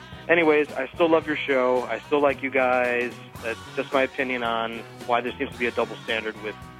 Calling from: Phoenix, Arizona, United States; I'm calling from Phoenix, Arizona.

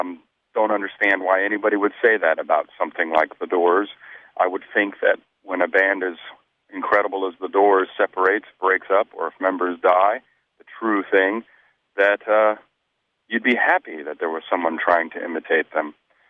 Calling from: Minneapolis, Minnesota, United States; I'm calling from Minneapolis, Minnesota.

